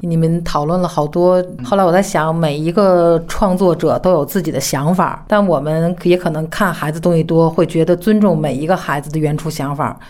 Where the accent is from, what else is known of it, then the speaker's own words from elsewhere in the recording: China; 我们中国人会把事情复杂化